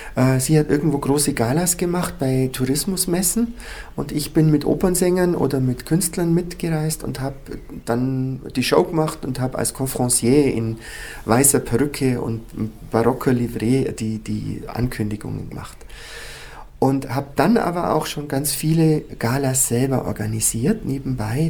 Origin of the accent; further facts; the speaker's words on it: Füssen, Bavaria, Germany; also born or lived in Munich; ich bin ja auf, äh, teilweise in der Krone aufgewachsen, aber ich bin auch auf dem Bauernhof in Heidelsbuch aufgewachsen